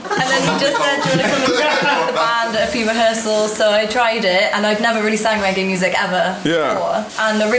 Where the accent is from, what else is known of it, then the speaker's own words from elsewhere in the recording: Bristol, South West England, United Kingdom; I'm from Bristol, but I'm half Chinese.